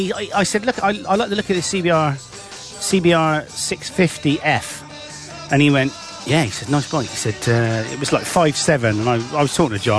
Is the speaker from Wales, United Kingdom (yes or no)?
no; Bristol, South West England, United Kingdom; I'm definitely from Bristol. Lived here all my life, me babber.